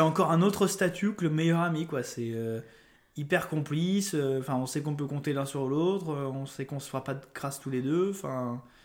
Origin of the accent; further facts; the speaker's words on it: Lyon, Auvergne-Rhône-Alpes, France; moved away; je suis de Lyon au départ. Je suis un Lyonnais.